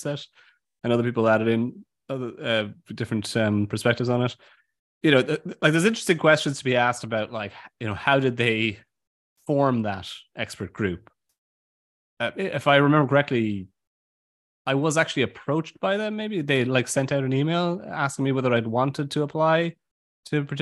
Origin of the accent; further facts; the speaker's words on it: Ireland; I'm from Ireland